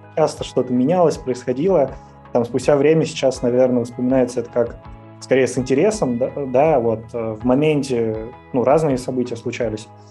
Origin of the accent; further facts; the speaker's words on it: Ryazan, Ryazan Oblast, Russia; moved away as an adult; я родился в Рязани, жил в Рязани